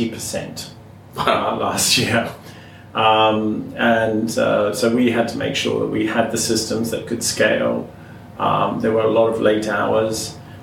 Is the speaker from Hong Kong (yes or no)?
yes; Hong Kong; Well, I grew up in Hong Kong, so I'm an expat family.